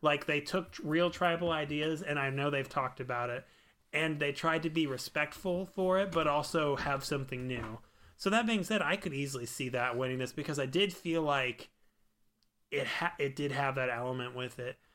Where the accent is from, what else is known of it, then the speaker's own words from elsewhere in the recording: Missouri, United States; We are bumpkins from Missouri